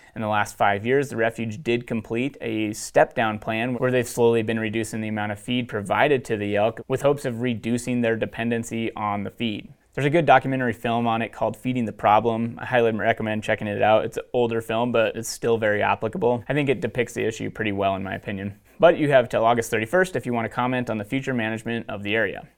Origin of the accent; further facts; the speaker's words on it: Montana, United States; growing up in Montana